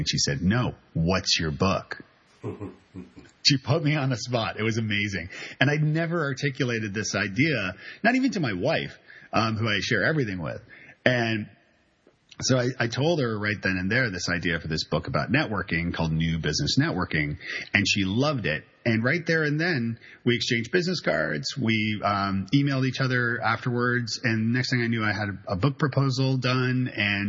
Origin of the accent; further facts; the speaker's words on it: Canada; now in Nashville, United States; I'm Canadian, so and I live in Nashville, Tennessee with my wonderful wife and two kids